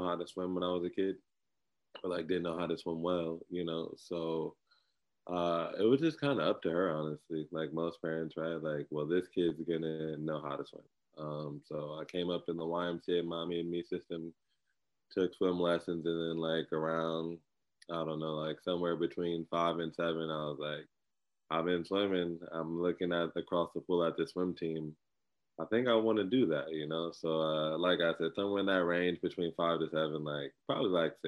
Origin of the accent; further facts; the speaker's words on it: Inglewood, California, United States; I'm from Inglewood, California